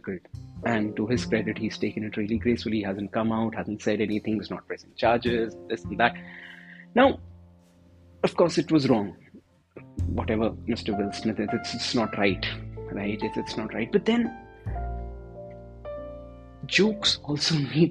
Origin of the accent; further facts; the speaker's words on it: Delhi, India; I'm from Delhi, and I'm from Delhi.